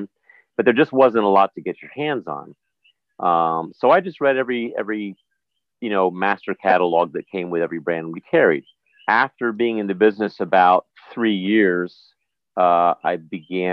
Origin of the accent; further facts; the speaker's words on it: New Jersey, United States; moved away as an adult; also born or lived in New York area; now in U.S. Virgin Islands; I was raised in the New York area, in Jersey predominantly